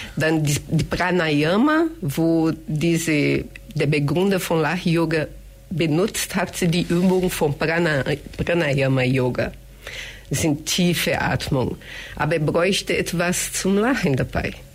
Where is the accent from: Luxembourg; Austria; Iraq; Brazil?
Brazil; German is a second language; moved away as an adult; now in Germany; ich komme aus Brasilien, wohne hier schon über 30 Jahre